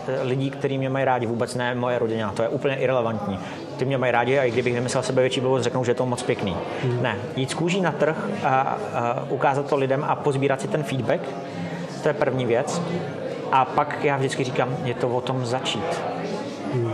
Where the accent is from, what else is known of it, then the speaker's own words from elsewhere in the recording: Mariánské Lázně, Karlovy Vary Region, Czechia; now in Prague, Czech Republic; další půlku života už žiju v Praze, ale hmm. původem jsem z Mariánských lázní.